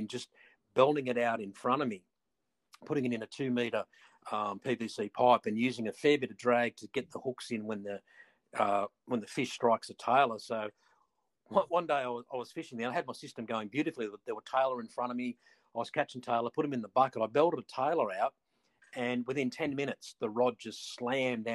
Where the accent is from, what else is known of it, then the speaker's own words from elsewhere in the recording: Stockton, New South Wales, Australia; I grew up on Stockton, surfed all my life